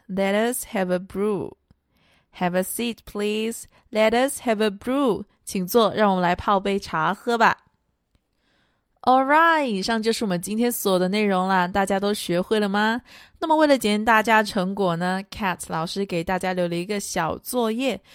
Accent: China; 我们中国人啊，都有喝茶的习惯

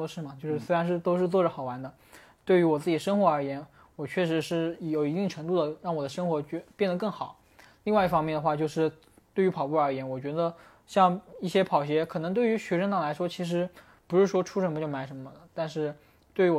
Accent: Hunan, China; 咱俩都是湖南的，

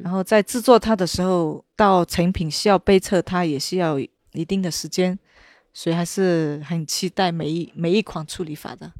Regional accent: Menglian County, Yunnan, China; 我们的家乡

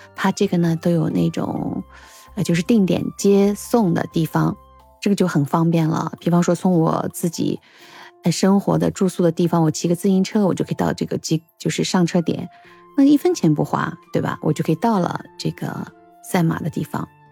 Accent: China; 我们中国人

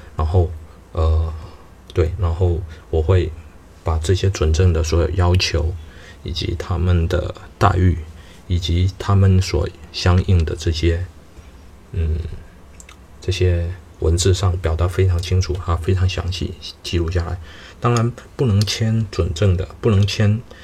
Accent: southern China, China; 我是三四线，我的家乡是中国三四线的一个城市

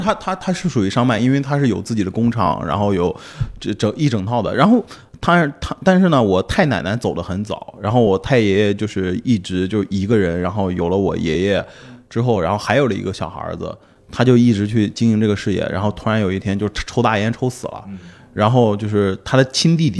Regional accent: Shandong, China; 我也是山东人

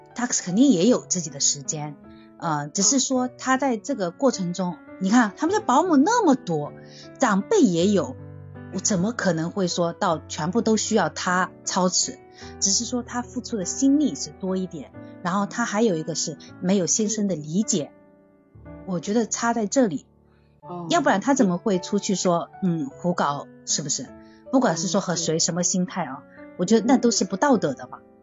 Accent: Zhejiang, China; 因为我是嗯。南方人，我是浙江的

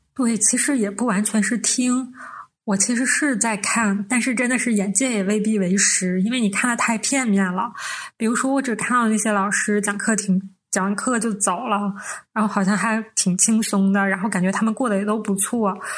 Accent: Northeast China, China; 我们是三个来自东北的 ladies

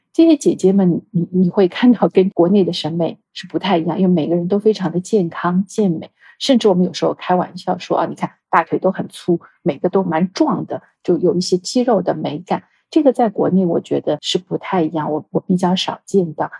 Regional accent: China; 我们是中国的国籍

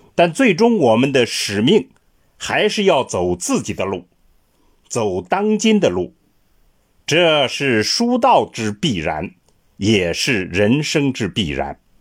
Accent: China; 我们中国人

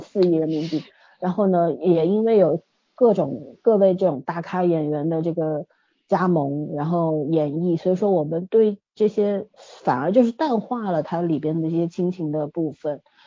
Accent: Shanghai, China; 大家会像我们上海这边 ，呃，三期啊，五期啊都是比较重要的

